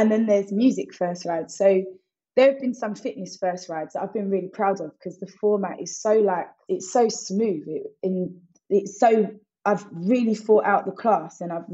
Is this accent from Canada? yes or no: no; Essex, East of England, United Kingdom; I always shout out a little Atlanta or an Essex because that's where I'm from.